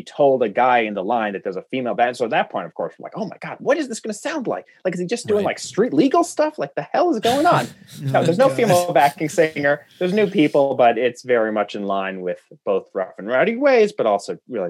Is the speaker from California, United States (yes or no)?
no; Chicago, Illinois, United States; now in Burlington, United States; I'm from Chicago. Milwaukee is only 90 miles away.